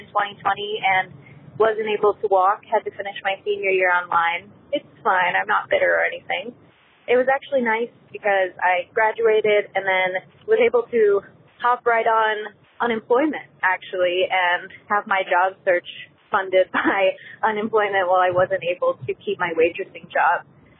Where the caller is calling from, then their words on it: Spartanburg, South Carolina, United States; I'm calling from Spartanburg, South Carolina.